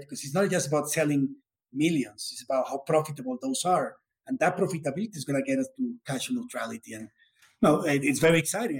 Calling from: Bogota, Colombia; I'm calling from Colombia. It's a beautiful weather here in Bogota

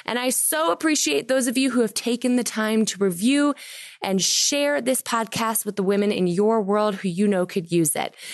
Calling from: California, United States; I'm calling in from California.

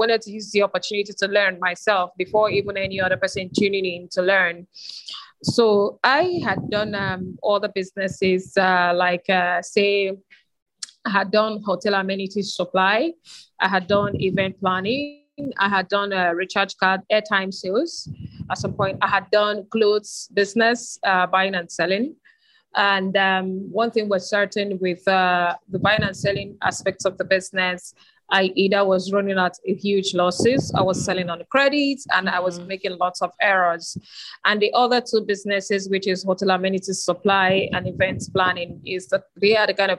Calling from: Lagos, Nigeria; Okay, first of all, I am joining in from Lagos, Nigeria

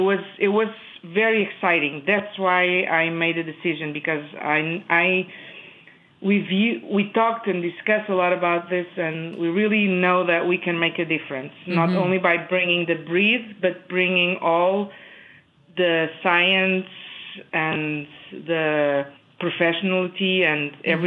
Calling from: Monroe, Wisconsin, United States; moved away as an adult; I'm calling from Monroe, Wisconsin. I moved here 3 years ago.

